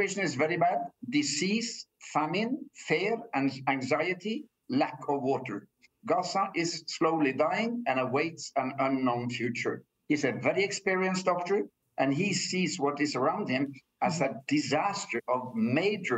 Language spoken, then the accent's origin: English; Norway; I come from Norway